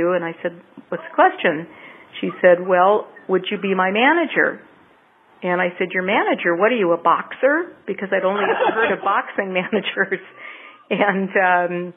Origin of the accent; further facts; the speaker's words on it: Southern California, United States; also born or lived in Loma Linda, California / Los Angeles; lived in a small town in Southern California after that for the first several years of my life.